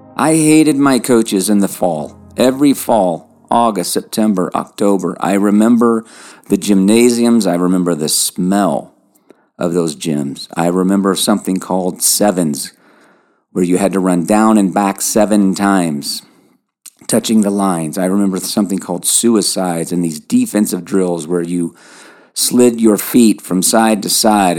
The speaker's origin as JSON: {"language": "English", "town": "Lexington", "region": "Kentucky", "country": "United States", "tie": "born or raised there", "accent": "twang", "said": "I grew up in Lexington, Kentucky"}